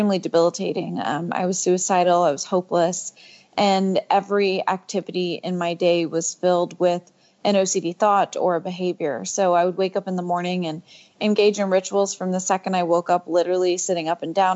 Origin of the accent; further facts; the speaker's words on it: Houston, Texas, United States; I grew up in Houston, Texas